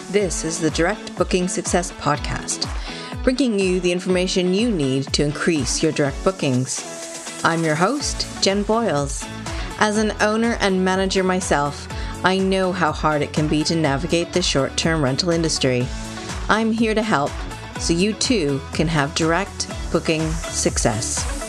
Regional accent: Canada; now in North West England, United Kingdom; I'm Canadian living in the UK

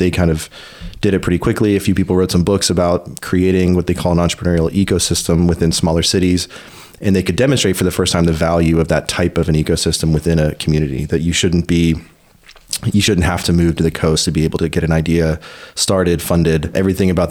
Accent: Pittsburgh, Pennsylvania, United States; moved away as an adult; also born or lived in New York; now in Waco, United States; I grew up in Pittsburgh, Pennsylvania

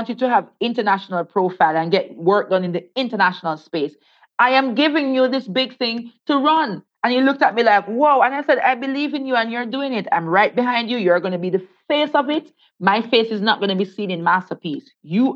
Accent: Saint Thomas Parish, Jamaica; born or raised there

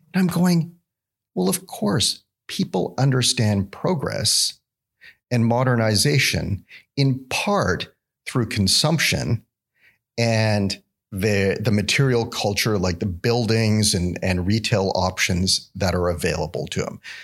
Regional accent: Vancouver, British Columbia, Canada; moved away as an adult; now in Alabama, United States; growing up in Vancouver

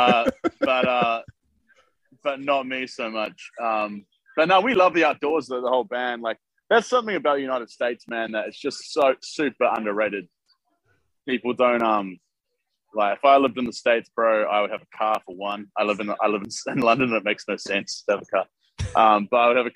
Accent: New Zealand; moved away; I'm a New Zealander

